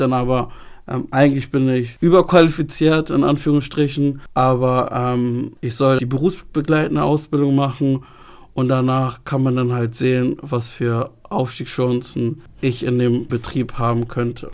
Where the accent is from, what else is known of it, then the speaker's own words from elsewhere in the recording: Hamburg, Germany; Ich bin in Hamburg geboren, habe aber ghanaische Wurzeln